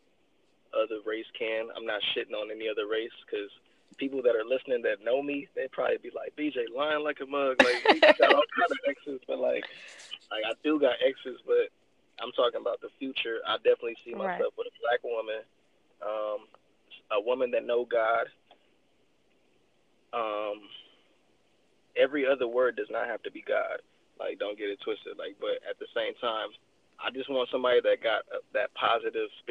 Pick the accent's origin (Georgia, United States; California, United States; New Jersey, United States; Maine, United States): California, United States; Los Angeles; I'm Nigerian, but like my mom would say, I'm a fake Nigerian because I'm born and raised out here. So like, I'm really on some 818 shit